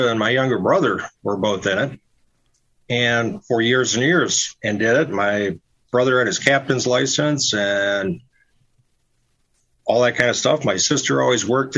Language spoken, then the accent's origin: English; Royal Oak, Michigan, United States; also born or lived in Traverse City, Michigan; I'm actually from Michigan. And I kind of call Royal Oak, Michigan, which is a suburb of Detroit, my hometown